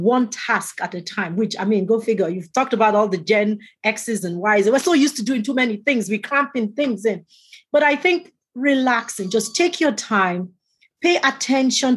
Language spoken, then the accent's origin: English; Canada; I'm a Canadian